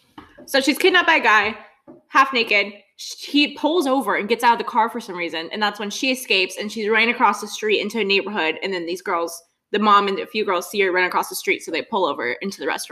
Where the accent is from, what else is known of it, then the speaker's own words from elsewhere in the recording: Pacific Northwest, United States; Okay, so like if I tell someone I'm from the Pacific Northwest